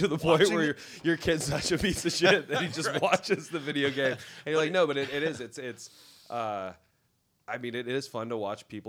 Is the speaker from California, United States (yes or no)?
no; Anchorage, Alaska, United States; Anchorage, Alaska.